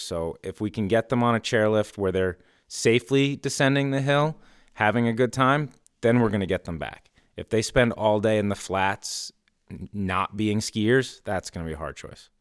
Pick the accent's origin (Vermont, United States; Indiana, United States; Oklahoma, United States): Vermont, United States; Stowe; now in Morrisville, United States; I grew up in Stowe and that's been my home base.